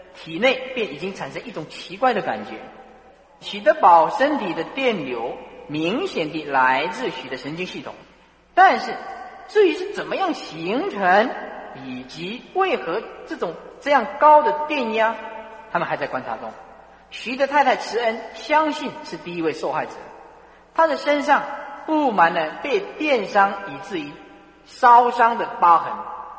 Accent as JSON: {"language": "Chinese", "country": "China", "said": "那么我们中国人呢，刻中文"}